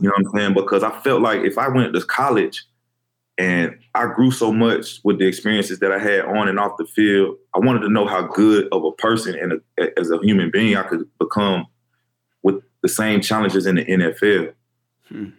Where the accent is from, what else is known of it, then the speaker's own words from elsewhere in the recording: Fairburn, Georgia, United States; I'm from Fairburn, Georgia, a little small, right outside Atlanta